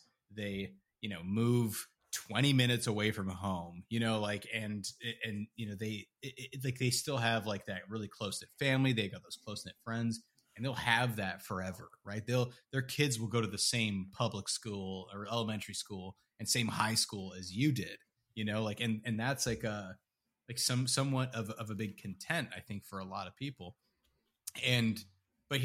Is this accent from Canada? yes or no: yes; Canada; And, you know, you'd be like, oh, yeah, you know, like I'm from Canada.